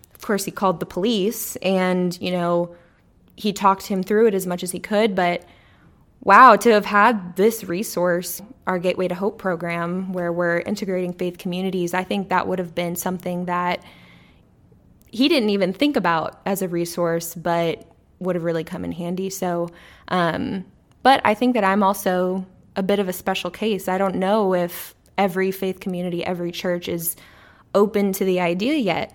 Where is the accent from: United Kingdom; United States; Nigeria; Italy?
United States; Corpus Christi, Texas; I grew up in Corpus Christi, Texas